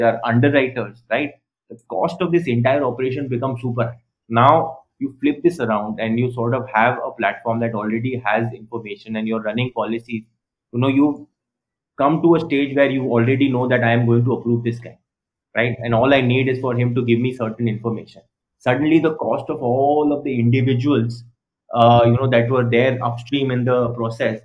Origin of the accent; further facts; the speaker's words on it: Rajasthan, India; I am from Rajasthan